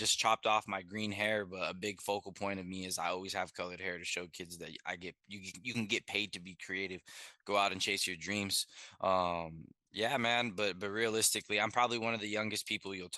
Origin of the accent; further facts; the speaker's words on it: San Diego, California, United States; I'm born and raised in San Diego, California